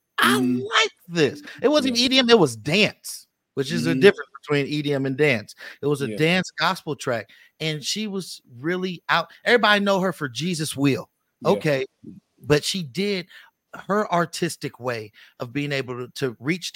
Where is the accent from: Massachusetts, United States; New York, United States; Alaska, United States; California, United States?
California, United States; the Bay Area; now in Las Vegas, United States; I'm from the Bay